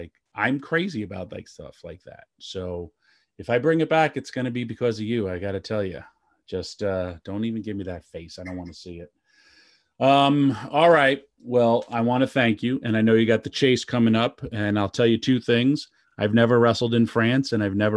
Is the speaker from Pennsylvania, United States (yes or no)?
no; New York, United States; we're also from New York.